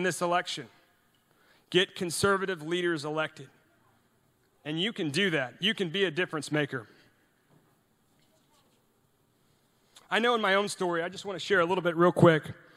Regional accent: Sugar Land, Texas, United States; also born or lived in Norway; intern for a congressman in my hometown there in Sugar Land

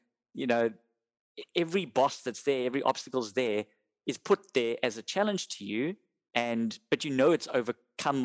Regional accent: South Africa; we're South African and it's part of our culture

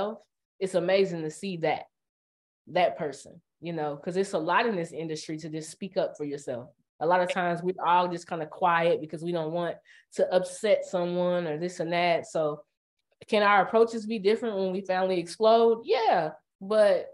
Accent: Indiana, United States; I'm from Indiana

